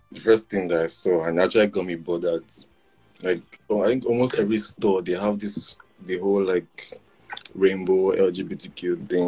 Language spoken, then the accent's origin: English; Nigeria; moved away as an adult; now in Ontario, Canada; So I'm Yoruba. I'm Nigerian.